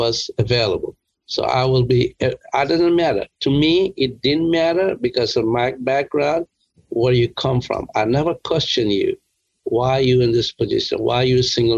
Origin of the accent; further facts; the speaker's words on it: India; moved away as an adult; also born or lived in Worcester, Massachusetts; now in United States; I grew up in India